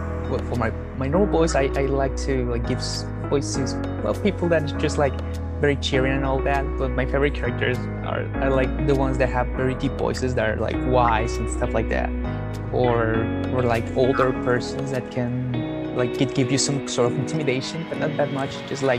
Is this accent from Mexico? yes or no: yes; Mexico; I mean, I am from Mexico, like just very far away from where you live.